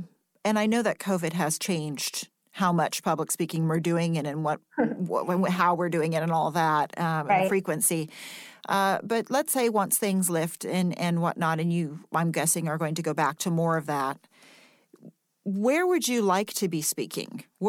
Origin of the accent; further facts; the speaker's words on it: United States; I'm only speaking as an American right now. This is the country I live in. This is the country I'm going to be living in.